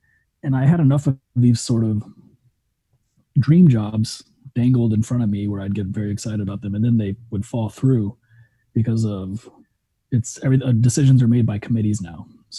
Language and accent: English; Germany; growing up in Germany and running around Schloss Frankenstein and my mom reading Frankenstein to me the day after we visited the castle where Mary Shelley was inspired to write it